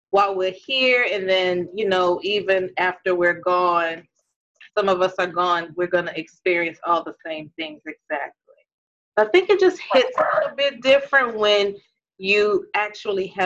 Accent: New Orleans, Louisiana, United States; now in Atlanta, United States; we are actually all from New Orleans. We are really biological sisters.

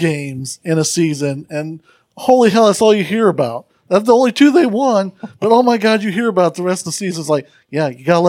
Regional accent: Chicago, Illinois, United States; now in Missouri, United States; I'm from Chicago

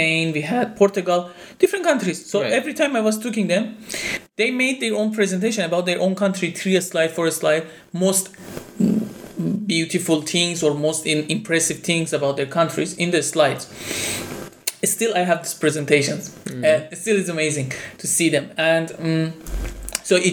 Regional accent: Iran; I'm from Iran.

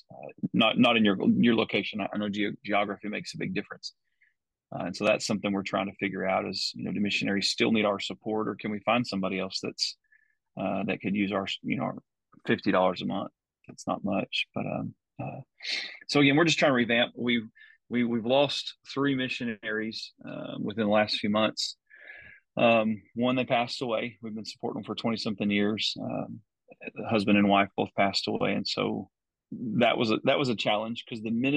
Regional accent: Decatur, Texas, United States; I'm from Decatur. This is my hometown.

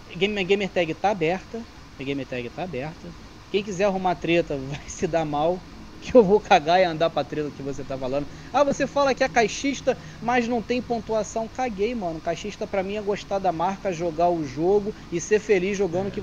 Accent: Brazil; also born or lived in Campo Grande, Rio de Janeiro; eu sou brasileiro

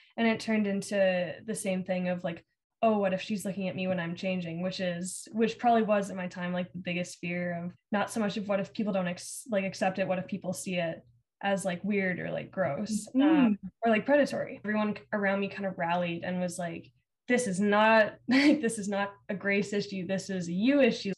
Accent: Alberta, Canada; Growing up in Alberta

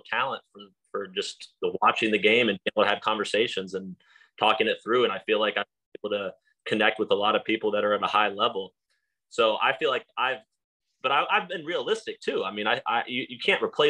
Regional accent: Texas, United States; moved away as an adult; also born or lived in Stony Brook, New York; now in Florida, United States; I came to Stony Brook from Texas

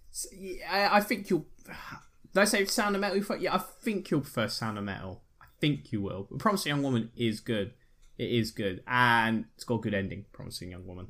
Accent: United Kingdom; I'm British

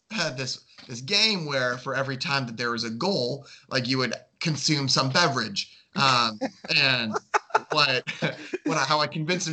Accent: Chicago, Illinois, United States; born or raised there

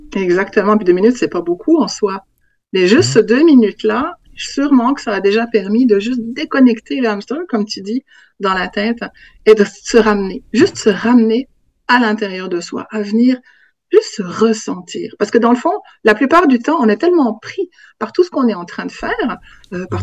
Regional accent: Switzerland; moved away as an adult; also born or lived in Africa; now in Quebec, Canada; je suis née en Afrique de parents suisses qui travaillaient là-bas. Et en, fait, je suis revenue en Suisse j'avais quatre mois.

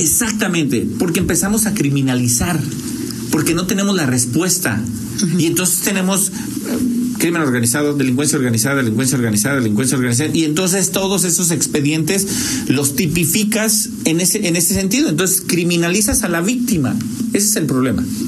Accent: Mexico; como mexicanos

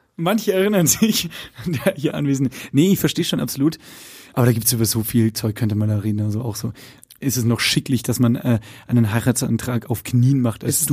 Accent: Lower Bavaria, Germany; ich bin ja in Niederbayern groß geworden

